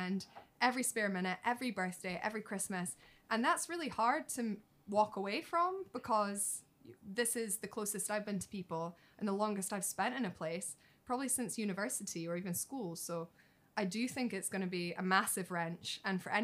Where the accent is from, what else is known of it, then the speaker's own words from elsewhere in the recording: Scotland, United Kingdom; now in China; I'm from Scotland